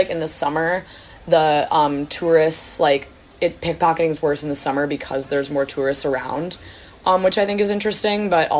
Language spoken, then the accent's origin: English; United States; in Luxembourg especially, like, you are, like, glared at as an American.